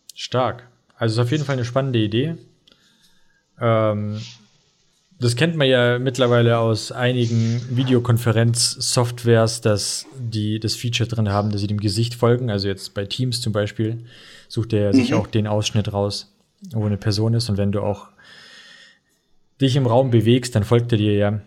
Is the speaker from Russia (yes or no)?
yes; Russia; now in Germany; ich bin ja aus Russland